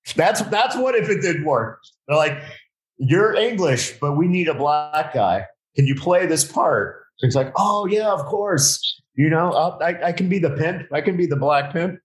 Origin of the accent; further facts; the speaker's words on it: South Florida, United States; moved away; I'm from South Florida, but I moved moved back down